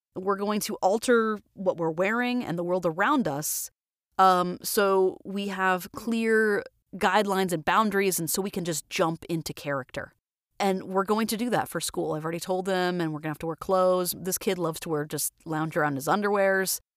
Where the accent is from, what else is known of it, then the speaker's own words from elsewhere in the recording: Florida, United States; moved away as an adult; now in Twin Falls, United States; I'm from Florida originally